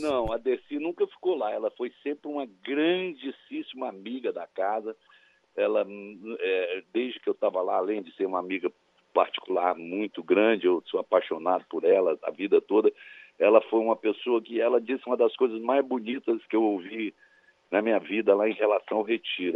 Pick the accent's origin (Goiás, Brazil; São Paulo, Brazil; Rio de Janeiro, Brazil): Goiás, Brazil; Cristalina; Cristalina, que foi onde eu nasci lá em Goiás